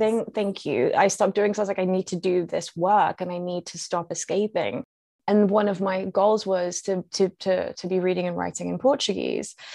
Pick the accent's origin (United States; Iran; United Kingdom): United Kingdom; London; I grew up, I, in central London